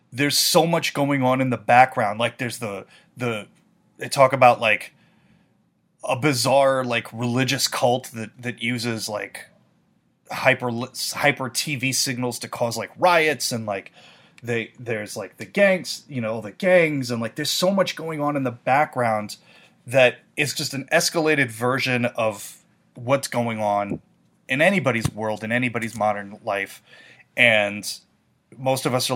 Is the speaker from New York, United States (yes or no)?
yes; New York, United States; a city like New York, as cliche as it is, my hometown